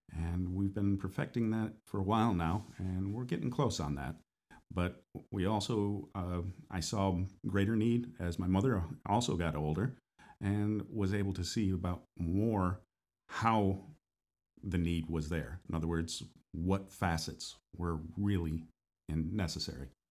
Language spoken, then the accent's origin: English; northern states, United States; now in Florida, United States; I'm from the northern states as well, originally